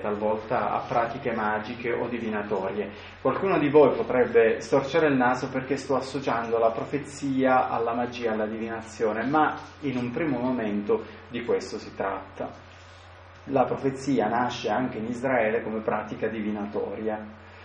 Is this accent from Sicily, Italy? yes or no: yes; Sicily, Italy; io vengo dalla Sicilia.